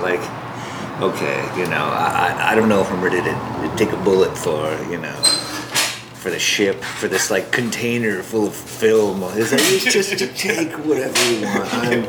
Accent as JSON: {"language": "English", "region": "Midwest", "country": "United States", "tie": "born or raised there", "also_born_or_lived": "Hawaii / North Dakota", "lives_now": "Los Angeles, United States", "said": "Well, I was born in Hawaii, and I kind of grew up in the Midwest. My family moved to California from North Dakota, but I was kind of around in different areas for a while. But I moved to LA like 15 years ago."}